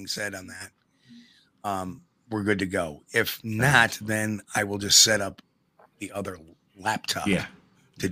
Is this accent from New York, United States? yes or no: yes; New York, United States; I am a New Yorker